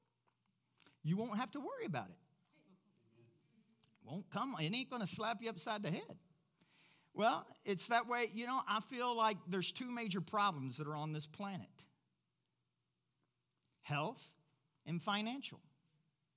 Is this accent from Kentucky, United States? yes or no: yes; Louisville, Kentucky, United States; moved away as an adult; also born or lived in Africa; now in Pueblo, United States; Louisville, Kentucky, my hometown